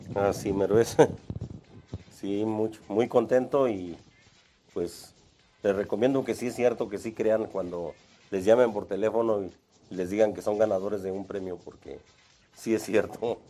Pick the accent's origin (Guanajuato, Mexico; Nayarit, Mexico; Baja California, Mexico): Guanajuato, Mexico; Salvatierra; moved away as an adult; now in Celaya, Mexico; yo vengo de Salvatierra, Guanajuato, y me vine para Celaya a buscar un mejor vivir